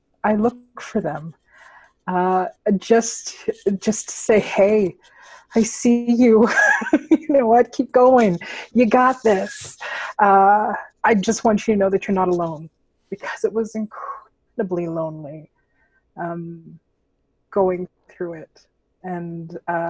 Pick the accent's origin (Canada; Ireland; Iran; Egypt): Canada; Alberta; There's very few of us here in Alberta. I know growing up, the hardest part about being in theater and in the skin that I'm in as a Filipino was that there were no Filipinos that I could see